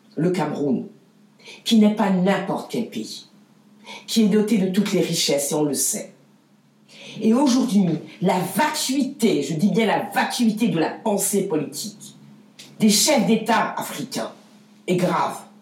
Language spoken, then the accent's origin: French; France; je suis française